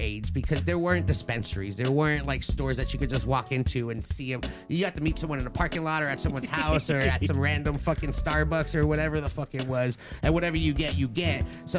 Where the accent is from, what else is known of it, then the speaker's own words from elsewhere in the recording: Los Angeles, California, United States; Like I'm from the Valley. I'm from LA.